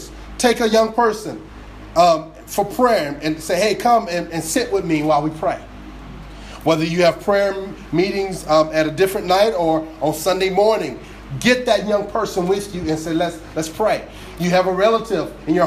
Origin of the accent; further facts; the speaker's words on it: New Jersey, United States; I grew up down in South Jersey.